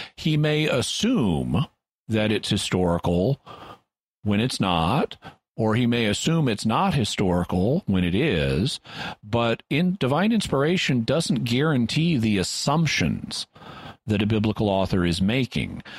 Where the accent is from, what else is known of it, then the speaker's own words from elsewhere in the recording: United States; I'm an American